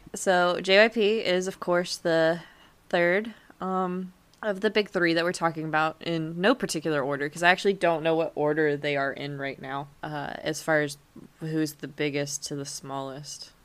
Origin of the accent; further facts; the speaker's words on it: United States; accent: American; my family in Germany makes so much fun of me because of my American